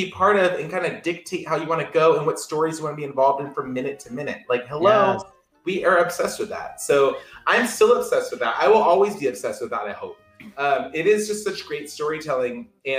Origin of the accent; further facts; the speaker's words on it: Southern California, United States; I grew up in Southern California, and in Southern California it's a lot like people who live around in Central Florida.